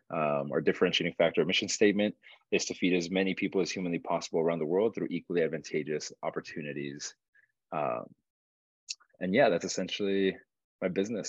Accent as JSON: {"language": "English", "country": "Uruguay", "tie": "born or raised there", "said": "I was born and raised in Uruguay, South America."}